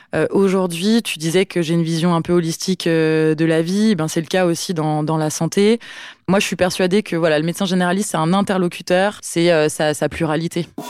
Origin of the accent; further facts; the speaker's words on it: Mâcon, Bourgogne-Franche-Comté, France; moved away as an adult; now in New Caledonia; j'ai grandi en Bourgogne, à Mâcon, plus précisément